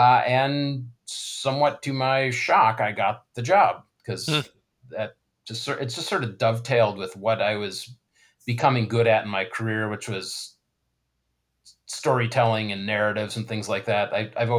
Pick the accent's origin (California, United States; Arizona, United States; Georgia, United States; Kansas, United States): Arizona, United States; Tucson; also born or lived in Chicago, Illinois; I went to high school in Tucson, Arizona. I was born in Chicago, went to high school in Tucson